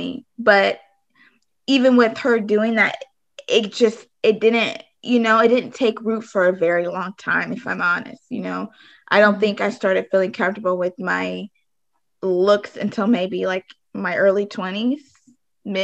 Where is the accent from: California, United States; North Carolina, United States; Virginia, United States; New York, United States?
California, United States; moved away; also born or lived in Arizona; I grew up in California, but then I also for some time lived in Arizona.